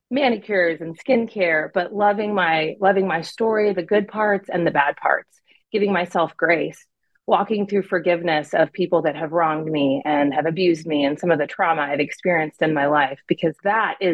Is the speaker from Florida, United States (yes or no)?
no; California, United States; born there; also born or lived in Arizona / Pennsylvania; So um, I was born in California. We moved to Arizona a little bit, and then back to California, and then we all ended up in Pennsylvania.